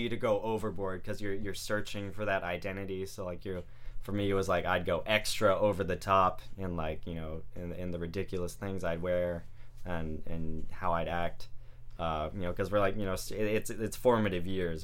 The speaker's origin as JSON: {"language": "English", "town": "Vacaville", "region": "California", "country": "United States", "tie": "born or raised there", "moved": "yes", "lives_now": "San Jose, United States", "said": "I'm from Vacaville originally"}